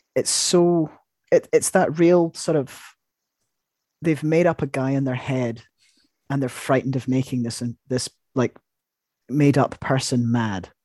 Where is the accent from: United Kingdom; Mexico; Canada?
United Kingdom; I'm, I'm British